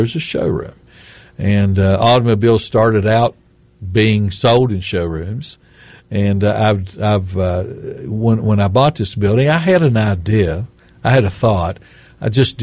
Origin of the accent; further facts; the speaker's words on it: Hurricane, West Virginia, United States; where I grew up and down in the Scott Depot hurricane area